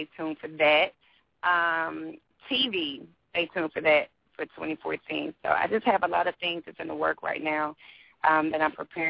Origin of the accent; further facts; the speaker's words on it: St. Louis, Missouri, United States; I'm from the Midwest